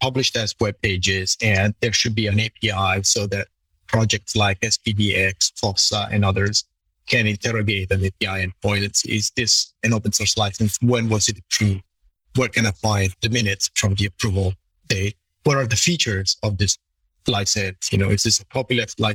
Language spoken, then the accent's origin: English; Italy; being Italian and growing up in Italy